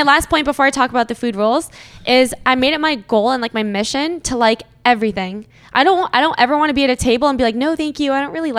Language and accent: English; Boston, Massachusetts, United States; now in Toronto, Canada; I grew up in the States actually. I'm from Boston. I grew up for 10 years.